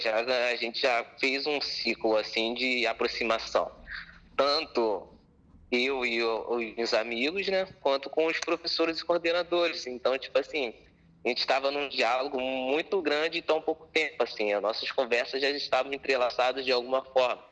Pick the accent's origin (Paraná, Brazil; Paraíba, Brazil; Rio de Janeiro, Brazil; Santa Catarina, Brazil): Rio de Janeiro, Brazil; Belford Roxo; Nasci em Belford Roxo mesmo